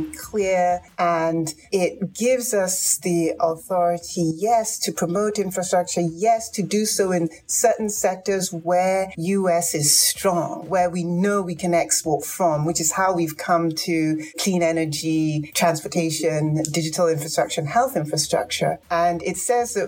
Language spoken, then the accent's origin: English; Lagos, Nigeria; moved away; also born or lived in Ibadan, Nigeria; And I had my formative years in Lagos.